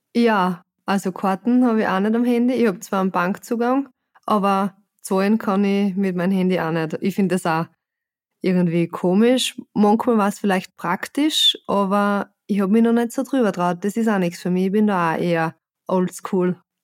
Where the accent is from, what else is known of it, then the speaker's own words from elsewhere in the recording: Austria; als Österreicherin